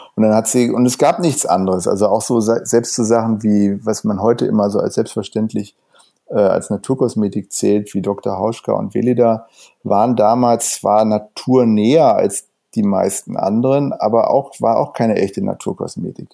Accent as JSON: {"language": "German", "town": "Wuppertal", "region": "North Rhine-Westphalia", "country": "Germany", "moved": "yes", "lives_now": "Berlin, Germany", "said": "ich komme ursprünglich aus, aus Wuppertal, aber bin schon seit ungefähr 30 Jahren jetzt hier in Berlin"}